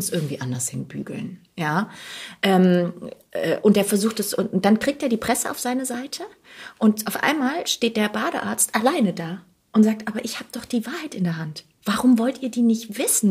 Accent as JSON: {"language": "German", "town": "Heidenheim", "region": "Baden-Württemberg", "country": "Germany", "tie": "born or raised there", "also_born_or_lived": "Bochum", "moved": "as an adult", "lives_now": "Berlin, Germany", "said": "ich bin auf der, in Heidenheim groß geworden, auf der Schwäbischen Alb"}